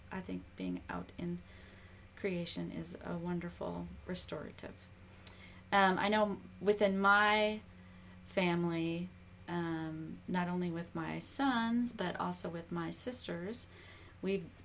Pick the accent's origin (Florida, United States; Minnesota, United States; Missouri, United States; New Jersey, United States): Minnesota, United States; now in Kentucky, United States; I'm from Minnesota.